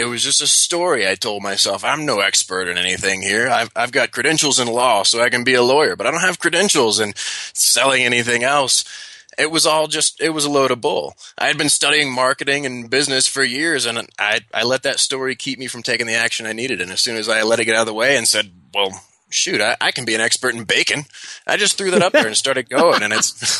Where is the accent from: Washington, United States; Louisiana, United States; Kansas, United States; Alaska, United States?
Louisiana, United States; So I grew up in the South. I grew up in Louisiana. That means I was raised with manners.